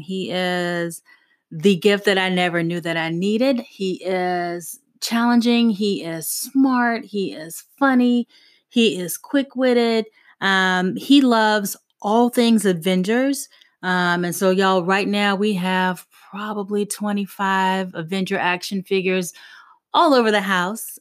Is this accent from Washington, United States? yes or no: no; South Carolina, United States; moved away; I wasn't necessarily born in South Carolina, but was raised in South Carolina.